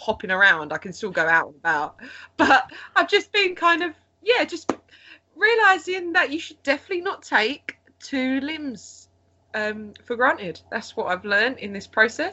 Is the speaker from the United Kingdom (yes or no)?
yes; Essex, East of England, United Kingdom; moved away as an adult; also born or lived in Japan; now in United States; An Essex native